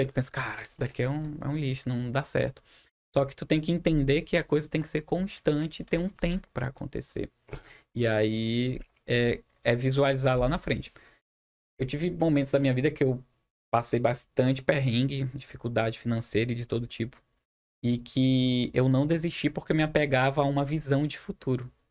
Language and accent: Portuguese; Humaitá, Amazonas, Brazil; now in Manaus, Brazil; Eu sou de Humaitá, Amazonas.